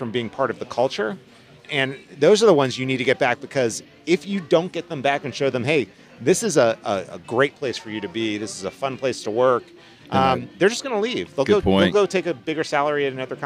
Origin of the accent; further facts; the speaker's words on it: outside of Philadelphia, Southern New Jersey, United States; So I grew up outside of Philadelphia.